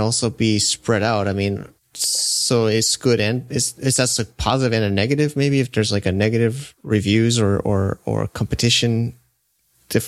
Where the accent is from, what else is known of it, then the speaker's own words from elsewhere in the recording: United States; moved away; I'm an American myself